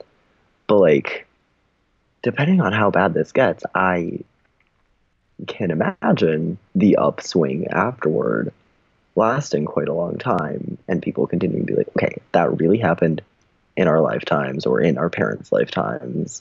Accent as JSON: {"language": "English", "region": "California", "country": "United States", "tie": "born or raised there", "said": "I am from California, like born and raised"}